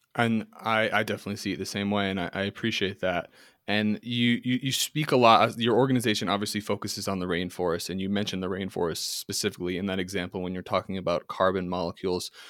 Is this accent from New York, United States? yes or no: yes; New York City, New York, United States; I'm from, I was born in Manhattan